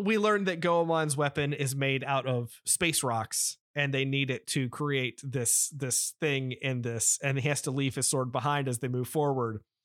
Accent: United States; we are from America

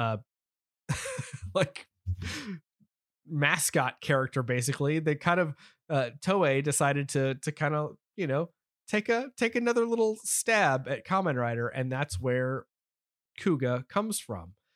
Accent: United States; as an American

